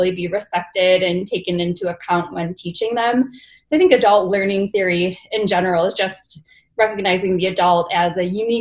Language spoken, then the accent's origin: English; Buffalo, New York, United States; moved away as an adult; also born or lived in New Haven, Connecticut; now in Utah, United States; I'm originally from Buffalo, New York. I attended medical school there as well